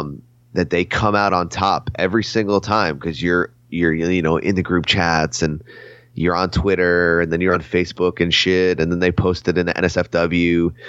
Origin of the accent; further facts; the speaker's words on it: New Jersey, United States; I'm from Jersey